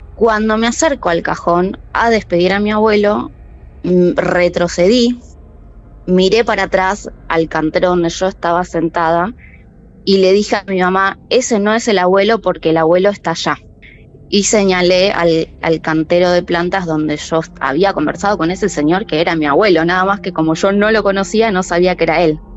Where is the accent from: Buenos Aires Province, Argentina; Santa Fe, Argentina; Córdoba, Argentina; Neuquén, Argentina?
Buenos Aires Province, Argentina; Merlo; Soy de Merlo, Buenos Aires.